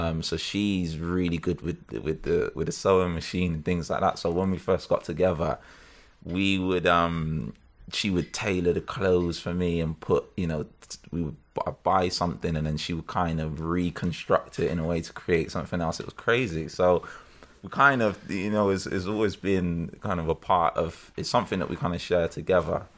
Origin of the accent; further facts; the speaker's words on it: Bristol, South West England, United Kingdom; now in Birmingham, United Kingdom; I'm from Bristol.